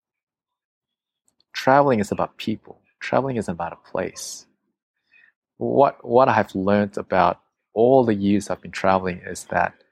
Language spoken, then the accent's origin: English; Australia; I'm from Australia.